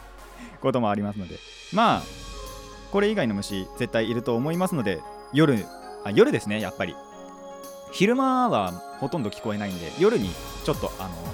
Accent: Hadano, Kanagawa, Japan; 僕の地元の秦野

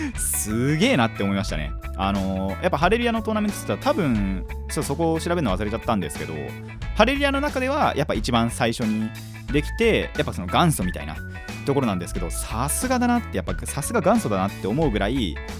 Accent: Kanagawa, Japan; 僕の地元から岩手いつも行くところまでは500キロある

